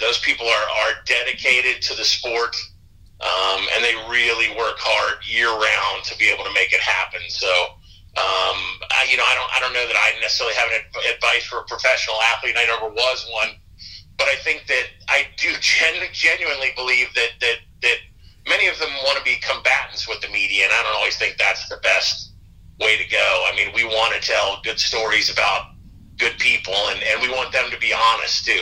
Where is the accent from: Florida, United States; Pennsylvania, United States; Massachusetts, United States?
Florida, United States; I grew up in Florida